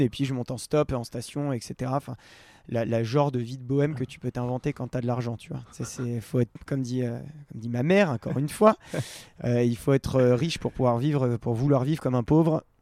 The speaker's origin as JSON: {"language": "French", "area": "Val d'Arly", "region": "Auvergne-Rhône-Alpes", "country": "France", "said": "Je viens du Val d'Arly"}